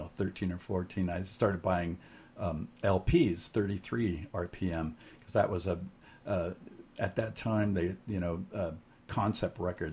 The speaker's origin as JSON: {"language": "English", "town": "Pasadena", "region": "California", "country": "United States", "moved": "as an adult", "lives_now": "San Francisco, United States", "said": "I'm from Pasadena originally, Southern California. I've moved up to San Francisco in 1988, so I've been here for quite a while. It's my home now. It's always been kind of my home."}